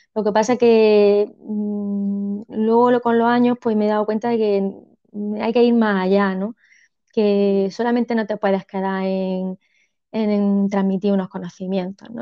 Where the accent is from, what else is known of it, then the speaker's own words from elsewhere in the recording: Almería, Andalusia, Spain; also born or lived in El Ejido; yo soy de Almería, de Almería Capital